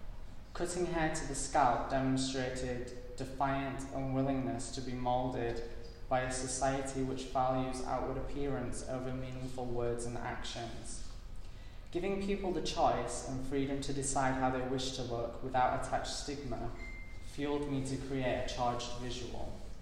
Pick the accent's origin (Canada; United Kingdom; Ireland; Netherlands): United Kingdom; England; So I am English, but no, I didn't live in London.